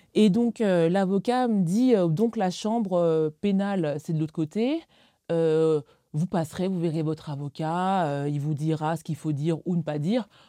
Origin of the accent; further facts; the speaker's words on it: Alsace, Grand Est, France; j'ai grandi en Alsace